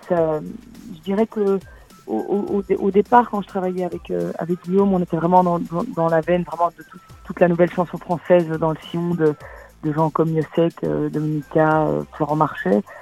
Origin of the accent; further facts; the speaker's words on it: Brussels, Brussels-Capital Region, Belgium; je viens de Bruxelles, hein, je suis à Bruxelles